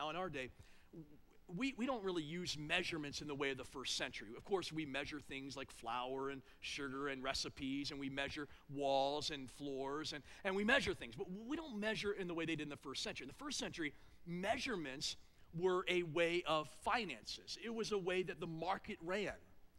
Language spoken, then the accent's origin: English; East Coast, United States; now in North Central Ohio, United States; Here in North Central Ohio, the way we gossip and assume things, here's how we do it. And I came from the East Coast.